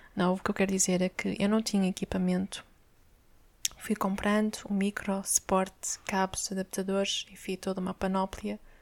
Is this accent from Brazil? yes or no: no; Amadora, Lisbon, Portugal; eu cresci na Brandoa, esse belo bairro social